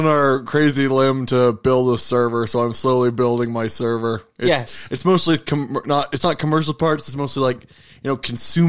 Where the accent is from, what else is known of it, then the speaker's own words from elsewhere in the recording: Canada; we're Canadian.